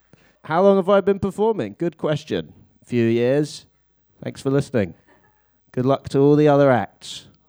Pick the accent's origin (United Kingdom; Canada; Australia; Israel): United Kingdom; London; I live in London, and I come from London.